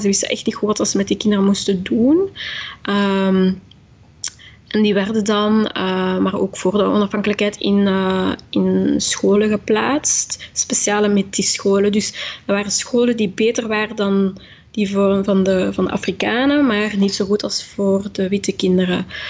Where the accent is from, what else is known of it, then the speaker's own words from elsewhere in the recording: Belgium; omdat ik mezelf ook gewoon als Belg beschouw. Ik was vier toen ik hier kwam, ik heb niks anders gekend.